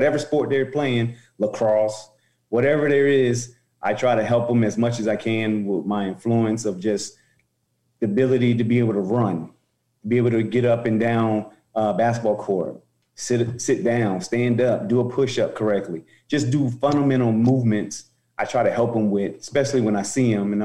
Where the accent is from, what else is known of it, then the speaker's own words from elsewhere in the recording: Roselle, New Jersey, United States; moved away; also born or lived in Newark, New Jersey / Nebraska; In Roselle, I was born in Newark, New Jersey. My mom and dad divorced and separated, moved us to Roselle